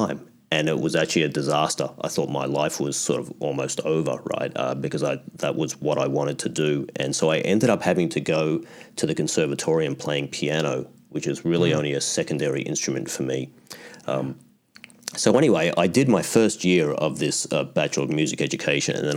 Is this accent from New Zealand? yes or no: no; Australia; moved away as an adult; now in Canada; I was born in Australia, I grew up in Australia